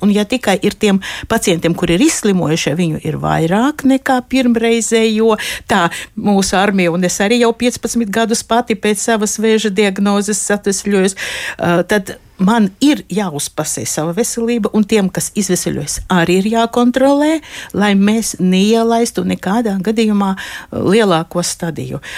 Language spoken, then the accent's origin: Latvian; Aglona, Latgale, Latvia; es pati esmu dzimusi Aglonā